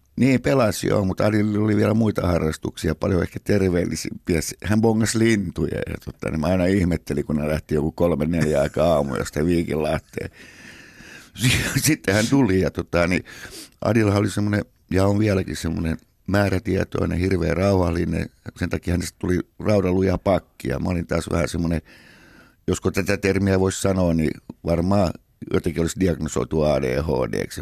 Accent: Helsinki, Uusimaa, Finland; Sitten he muuttivat äidin kanssa totani, niin Helsinkiin ja siellä me synnyttiin Munkkiniemessä 57

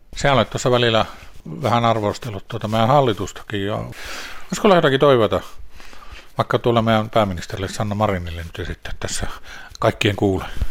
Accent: Lapland, Finland; täällä meillä Lapissa

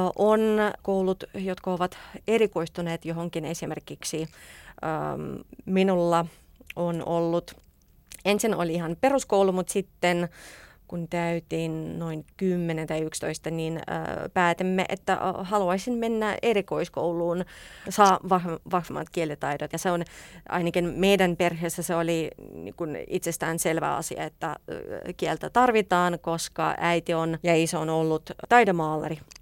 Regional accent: Saint Petersburg, Russia; Finnish is a second language; moved away as an adult; now in Helsinki, Finland; Minä olen pietrilainen venäläinen

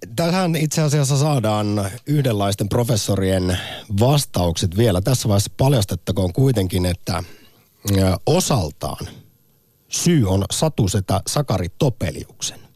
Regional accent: Central Finland, Finland; olen Keski-Suomesta

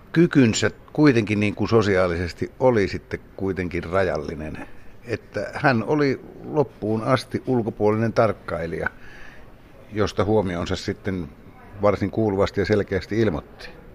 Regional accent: Kemi, Lapland, Finland; moved away as an adult; olin kovinkin ahdistuneena kotikaupungissani Kemissä

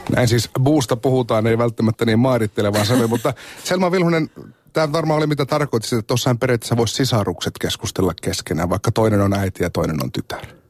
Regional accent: Oulu, North Ostrobothnia, Finland; Ouluun, joka on mun kotikaupunki

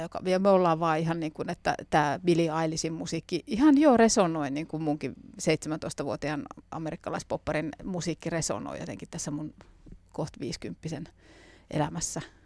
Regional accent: Jyväskylä, Central Finland, Finland; meillä päin Jyväskylässä

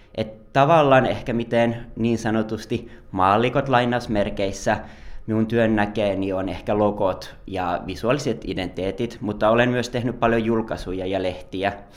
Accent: Joensuu, North Karelia, Finland; moved away as an adult; also born or lived in Lahti; now in Helsinki, Finland; mä oon tosiaan Joensuusta kotoisin ja lähtenyt opiskelemaan silloin 21-vuotiaana Lahteen

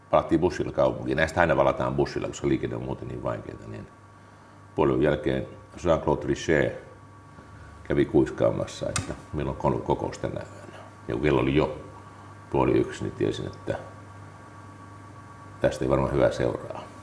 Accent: Savonia, Finland; Kolme identiteettiä. Mulla on, että olen savolainen, suomalainen ja eurooppalainen.

